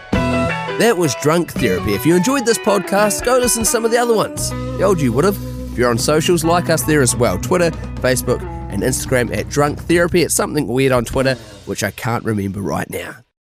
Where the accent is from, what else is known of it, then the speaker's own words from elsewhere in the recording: New Zealand; accent: New Zealand; moved away; I had a New Zealand accent